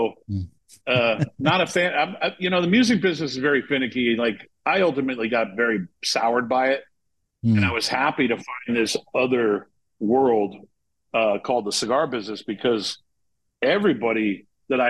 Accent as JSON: {"language": "English", "region": "Maine", "country": "United States", "also_born_or_lived": "Los Angeles, California", "moved": "as an adult", "said": "I'm from Maine"}